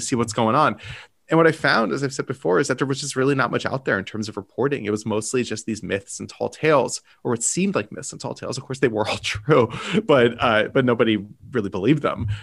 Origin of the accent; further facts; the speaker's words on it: United States; I am an American